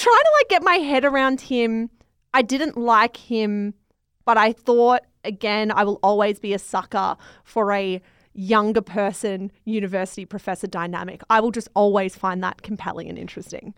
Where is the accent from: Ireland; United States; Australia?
Australia; I'm Australian